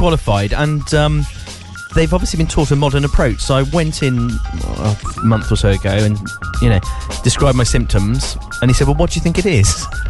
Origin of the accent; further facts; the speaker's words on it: Gloucester, South West England, United Kingdom; we come from Gloucester.